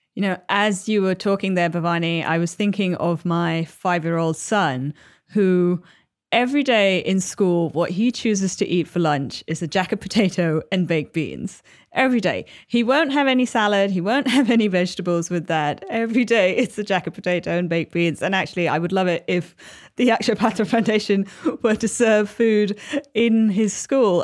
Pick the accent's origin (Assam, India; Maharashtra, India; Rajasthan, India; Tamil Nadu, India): Tamil Nadu, India; Chennai; moved away; my hometown of Chennai